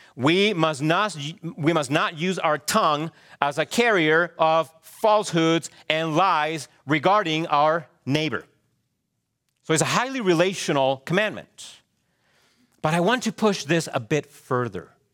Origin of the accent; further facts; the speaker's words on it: Chile; moved away; I am a Hispanic male. True? Yes. I was born in Chile.